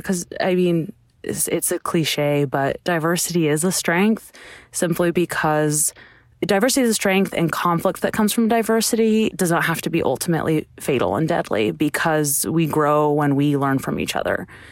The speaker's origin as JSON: {"language": "English", "region": "California", "country": "United States", "tie": "born or raised there", "also_born_or_lived": "Chicago / Idaho", "moved": "yes", "lives_now": "Texas, United States", "said": "I grew up in California and spent some time in Chicago"}